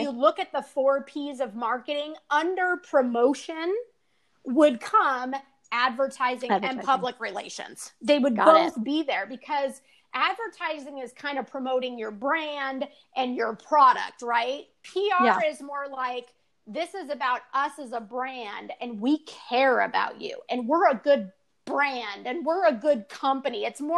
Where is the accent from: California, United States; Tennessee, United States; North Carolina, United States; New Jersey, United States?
California, United States; I was from California